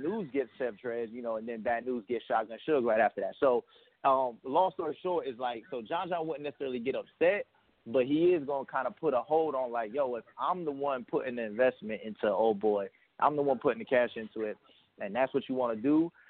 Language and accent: English; New York City, New York, United States; now in Florida, United States; I was born in Queens, bro. All that stuff. I moved to Florida, you know, obviously later on